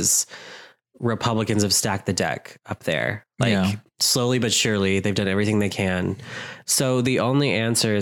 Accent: United States; I'm unfortunately an American

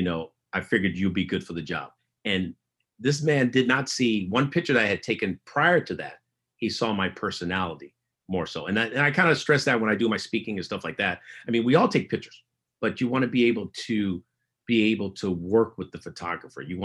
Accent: San Francisco, California, United States; growing up in San Francisco as a teenager

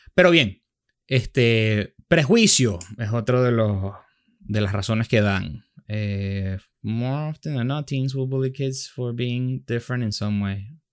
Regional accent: Venezuela; nosotros somos venezolanos

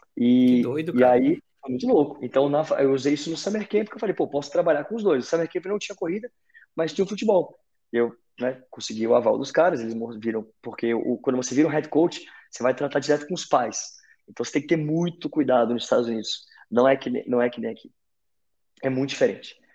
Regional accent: Brazil; also born or lived in North Carolina, United States; saí do Brasil

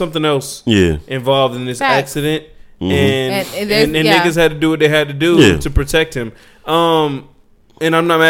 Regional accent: Riverdale, Georgia, United States; I'm from Riverdale. Remember where I'm from.

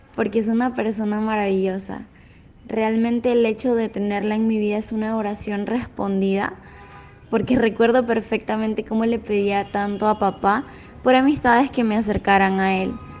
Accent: Venezuela; now in Lima, Peru; soy de Venezuela

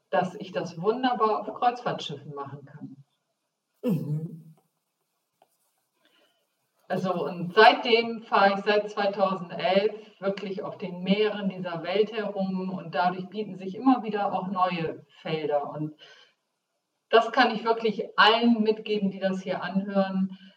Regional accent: Bremen, Germany; Das heißt, äh, ich komme aus Bremen, wagen und winnen.

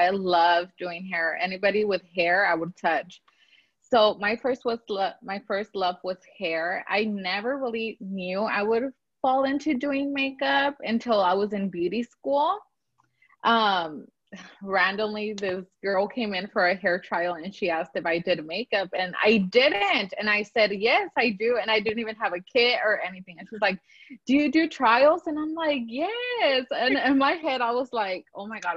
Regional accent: Oxnard, California, United States; I'm from Oxnard, California, and I basically serve all of Ventura County

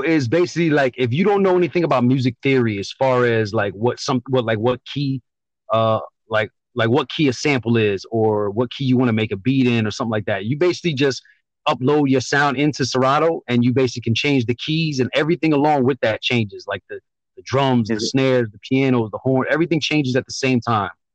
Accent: New York, United States; moved away as an adult; now in Connecticut, United States; born in New York, moved out to Connecticut after the military.

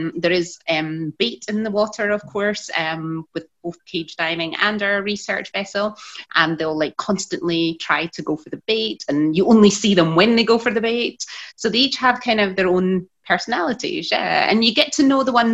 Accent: Scotland, United Kingdom; moved away as an adult; now in Mossel Bay, South Africa; Growing up in Scotland

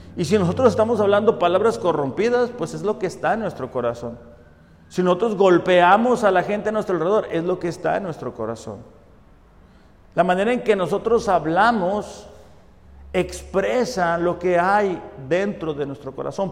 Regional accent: Mexico; nosotros como mexicanos le decimos de mecha cortita

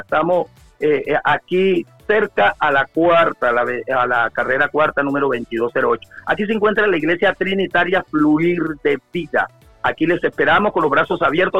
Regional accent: La Gloria, Cesar, Colombia; now in Santa Marta, Colombia; mi pueblo natal donde nací yo, eh, la Gloria Cesar

